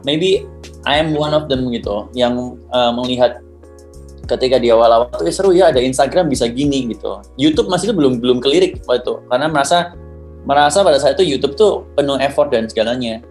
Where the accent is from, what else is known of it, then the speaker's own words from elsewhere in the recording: Surabaya, East Java, Indonesia; Aku orang Surabaya, jadi ngomongnya aku kamu